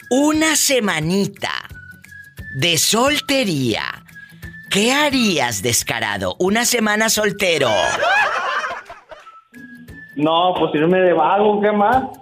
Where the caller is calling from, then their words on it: Ciudad Guzmán, Jalisco, Mexico; te hablo de aquí desde Ciudad Guzmán, Jalisco.